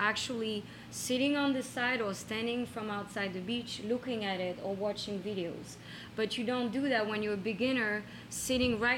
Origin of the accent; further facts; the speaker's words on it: France; moved away; I grew up bodyboarding in France